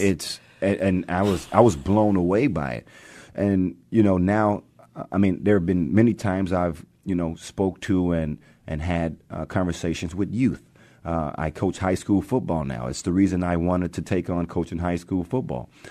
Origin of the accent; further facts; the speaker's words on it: Texas, United States; moved away as an adult; also born or lived in Arkansas; now in Seattle, United States; growing up in Texas